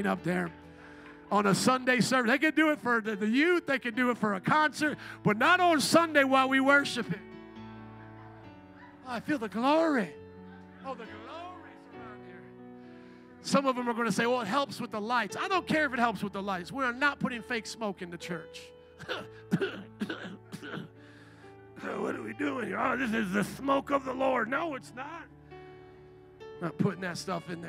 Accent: Chicago, Illinois, United States; I'm from Chicago

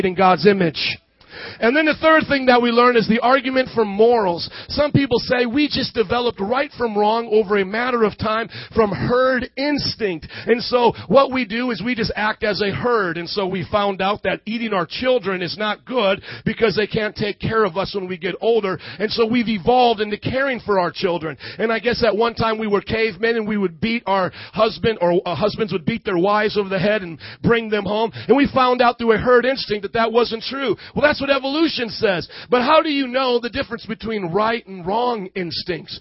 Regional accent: Fort Wayne, Indiana, United States; I come from Fort Wayne, Indiana, and these are my parents

